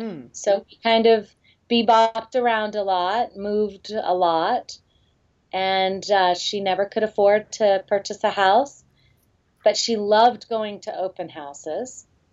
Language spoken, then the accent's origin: English; Florida, United States; also born or lived in California; I'm from Florida and California, yes.